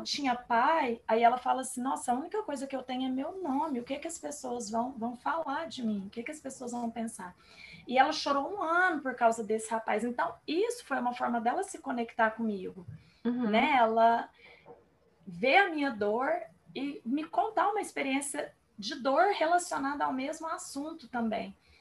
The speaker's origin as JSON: {"language": "Portuguese", "town": "Uberlândia", "region": "Minas Gerais", "country": "Brazil", "said": "nós somos aqui de Uberlândia, Minas Gerais"}